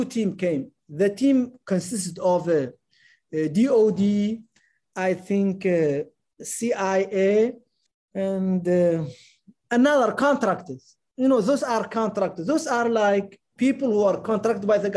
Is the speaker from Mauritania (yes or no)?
yes; Mauritania; moved away as an adult; also born or lived in Germany; I'm a Mauritanian citizen. I'm not an American citizen.